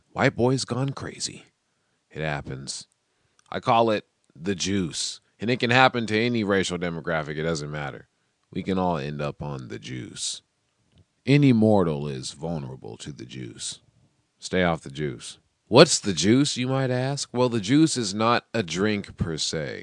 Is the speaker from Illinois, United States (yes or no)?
no; Seattle, Washington, United States; I'm from Seattle